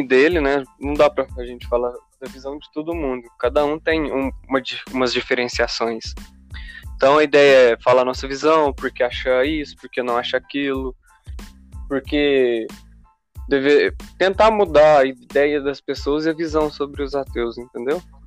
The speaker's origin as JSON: {"language": "Portuguese", "region": "Minas Gerais", "country": "Brazil", "said": "tenho 18 anos. Sou aqui de Minas Gerais"}